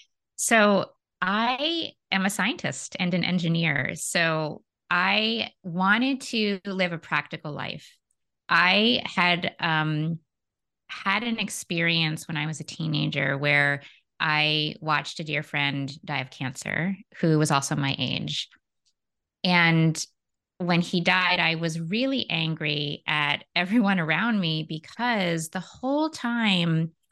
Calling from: San Francisco, California, United States; I am in San Francisco, California, in the States.

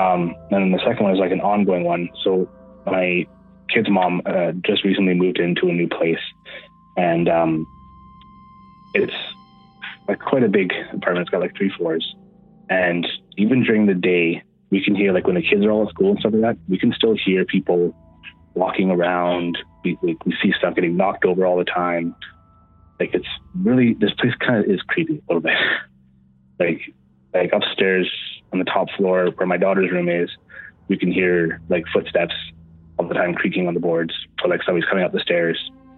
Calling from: Manitoba, Canada; Well, it should sound familiar. … from Manitoba.

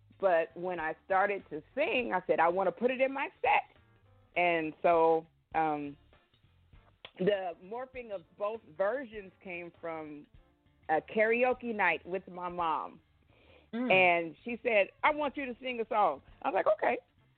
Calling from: Portland, Oregon, United States; I am calling from Portland, Oregon.

